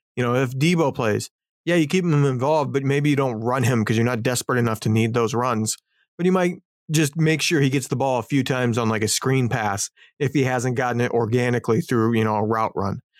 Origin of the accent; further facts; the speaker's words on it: Indiana, United States; moved away; I grew up in Indiana during the Peyton Manning years.